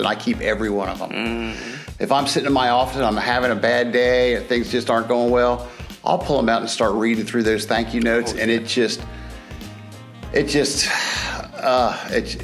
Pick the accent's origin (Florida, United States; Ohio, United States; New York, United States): Ohio, United States; Cincinnati; moved away as an adult; also born or lived in Raleigh, North Carolina / Winston-Salem, North Carolina; now in Greenville, United States; Originally, I'm from Cincinnati, Ohio